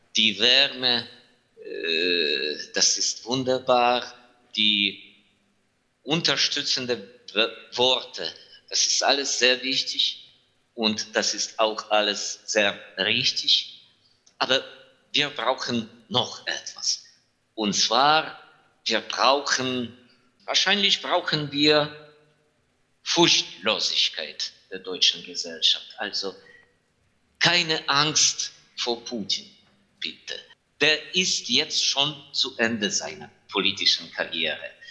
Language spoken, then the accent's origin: German; Ivano-Frankivsk, Ivano-Frankivsk Oblast, Ukraine; German is a second language; ich bin in meiner Heimatstadt, in Ivano-Frankivsk.